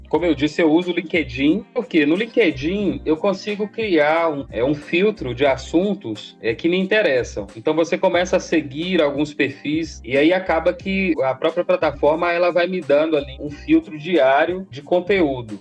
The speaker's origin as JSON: {"language": "Portuguese", "town": "Januária", "region": "Minas Gerais", "country": "Brazil", "tie": "born or raised there", "also_born_or_lived": "Almenara / Arinos", "said": "eu sou natural lá de Januária, né? Lá no extremo norte de Minas"}